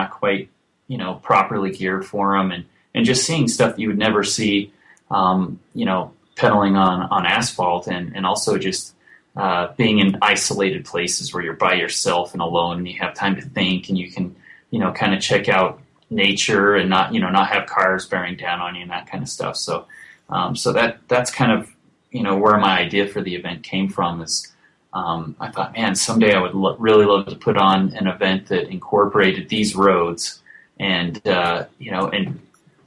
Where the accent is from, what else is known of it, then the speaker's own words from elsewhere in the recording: Beaver, Utah, United States; my hometown of Beaver, Utah